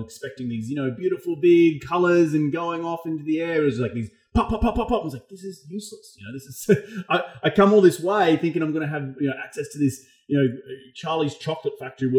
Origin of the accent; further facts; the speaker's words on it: Australia; growing up in Australia, fireworks are only available in one state, and it was a long drive for me. And I still remember going to, my background is Dutch, and I went to Holland when I was 12 years old